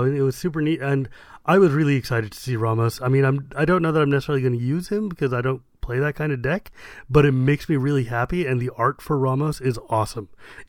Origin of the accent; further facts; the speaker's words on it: California, United States; Look, yeah, I'm from California.